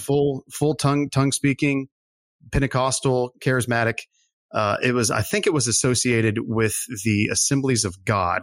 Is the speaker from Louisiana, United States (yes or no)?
yes; Lafayette, Louisiana, United States; So I, I'm originally from South Louisiana, Cajun, Cajun country, Lafayette